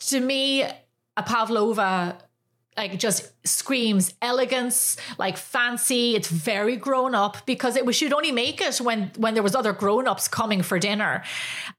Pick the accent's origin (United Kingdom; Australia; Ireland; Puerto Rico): Ireland; moved away as an adult; now in United States; growing up in Ireland